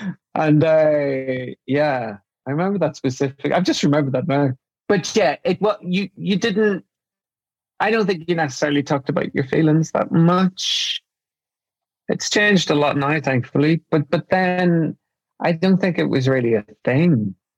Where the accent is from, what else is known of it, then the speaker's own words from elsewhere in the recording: Ireland; So, I mean, growing up in Ireland, I was really fortunate that I'm from a very, very close family